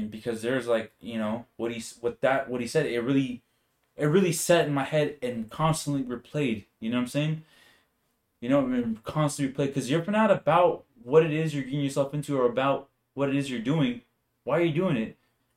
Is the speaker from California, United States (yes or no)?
yes; Bakersfield, California, United States; I'm from Bakersfield, California